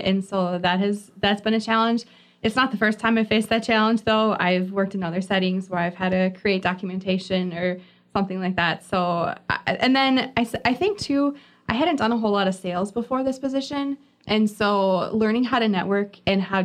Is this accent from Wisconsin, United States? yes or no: yes; Fox Valley, Wisconsin, United States; also born or lived in Indiana; now in Milwaukee, United States; I was raised in the Fox Valley area.